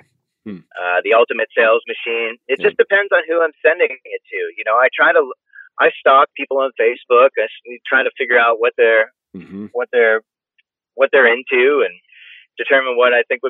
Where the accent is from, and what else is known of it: Hull, Massachusetts, United States